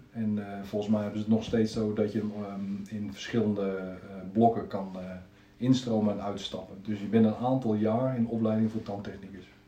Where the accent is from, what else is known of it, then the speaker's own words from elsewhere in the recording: Zeist, Utrecht, Netherlands; geboren en getogen in Zeist. Altijd hier gebleven